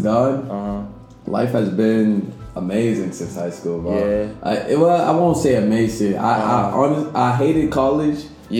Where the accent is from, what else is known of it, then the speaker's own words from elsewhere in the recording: Boston, Massachusetts, United States; from Boston, bro. I'm out here in L.A.